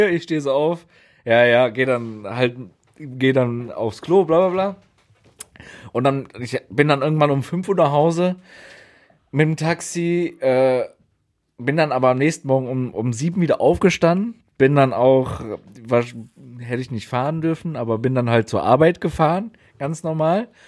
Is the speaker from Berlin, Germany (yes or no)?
no; North Rhine-Westphalia, Germany; ich bin ja im Kölner Raum da {S1} aufgewachsen mhm. und feiere {S0} dementsprechend halt auch eigentlich immer Karneval